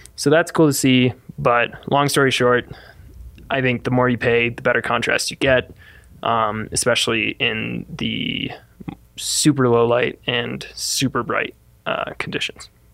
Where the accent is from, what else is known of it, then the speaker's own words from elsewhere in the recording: Midwest, United States; moved away as an adult; also born or lived in Fort Collins, Colorado; I grew up in the Midwest